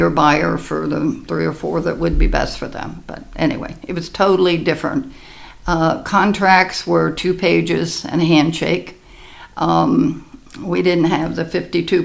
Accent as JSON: {"language": "English", "town": "Baltimore", "region": "Maryland", "country": "United States", "tie": "born or raised there", "said": "I grew up in Balmer"}